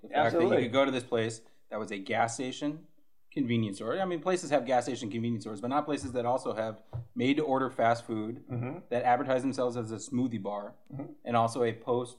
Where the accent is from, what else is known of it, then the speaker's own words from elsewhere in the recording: California, United States; I'm from California. I'm incarnated in an archdiocese in California.